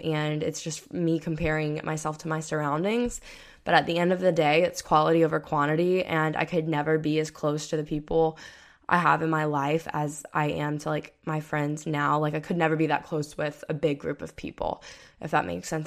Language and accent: English; Florida, United States; I grew up in Florida